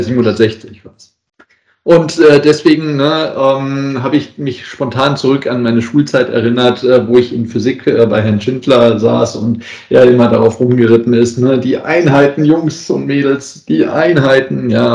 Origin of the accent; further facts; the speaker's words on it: Essen, North Rhine-Westphalia, Germany; now in Southern Germany; in meiner alten Heimatstadt äh, mal gegeben hat, ähm, also in Essen